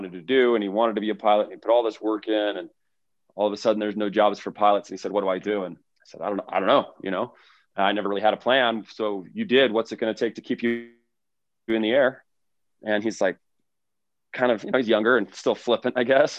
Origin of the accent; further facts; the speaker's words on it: Kansas City, United States; moved away as an adult; also born or lived in Washington, D.C.; I grew up in Kansas City and went to college at a local state school nearby.